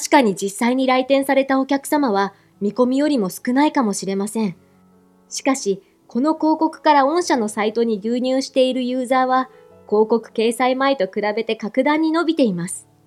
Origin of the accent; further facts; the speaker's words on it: Fukui, Japan; 私は福井県のとある田舎で生まれ育ちました。